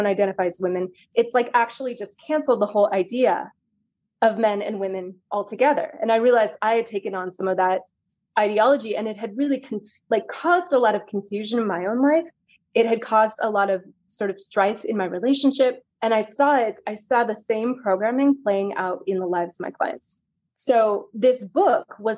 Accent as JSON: {"language": "English", "town": "San Francisco", "region": "California", "country": "United States", "tie": "born or raised there", "said": "I grew up in San Francisco"}